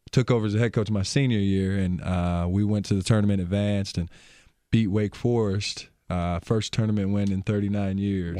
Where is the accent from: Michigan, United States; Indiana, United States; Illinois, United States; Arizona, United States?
Michigan, United States; Albion; moved away as an adult; now in Milwaukee, United States; I grew up, uh, small town called Albion, Michigan.